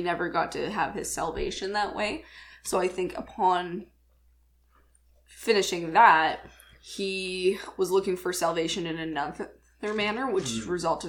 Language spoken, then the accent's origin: English; Canada; It's my birthday, it's Thanksgiving, because we're Canadian.